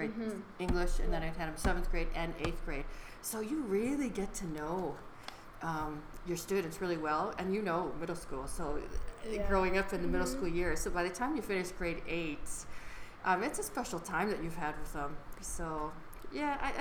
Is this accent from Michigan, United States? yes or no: yes; then Chicago, Michigan, United States; moved away as an adult; also born or lived in California / Atlanta, Georgia / Japan / Switzerland; Originally Michigan and then Chicago